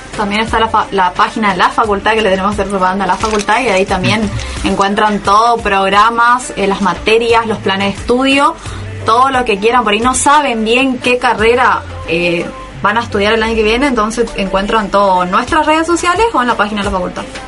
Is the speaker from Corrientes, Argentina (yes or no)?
yes; Bella Vista, Corrientes, Argentina; now in Resistencia, Argentina; yo personalmente soy del interior de Corrientes de Bellavista, por ahí me habrán escuchado por la tonada